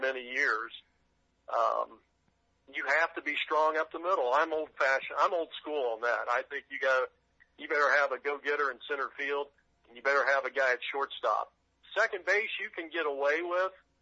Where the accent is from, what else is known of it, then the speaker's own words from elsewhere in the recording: Greenville, Ohio, United States; I grew up in Greenville, Ohio